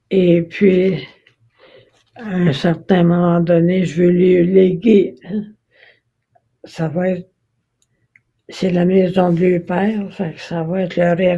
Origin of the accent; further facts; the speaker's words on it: Saint-Hyacinthe, Quebec, Canada; moved away as an adult; also born or lived in Granby; now in Montreal, Canada; suis née à Saint-Hyacinthe et puis euh, j'ai fait mes études à Saint-Hyacinthe et puis j'ai euh, je, suis allée à Granby pour faire mon cours d'infirmière auxiliaire.